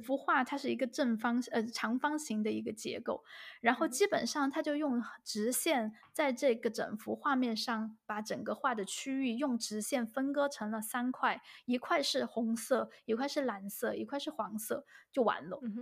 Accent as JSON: {"language": "Chinese", "country": "China", "moved": "yes", "lives_now": "Germany", "said": "我们中国人中间也有很直接的人"}